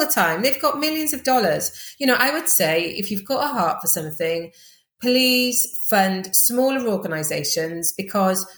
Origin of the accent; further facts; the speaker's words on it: Welsh, Wales, United Kingdom; also born or lived in Uganda; I'm Welsh and I'm a woman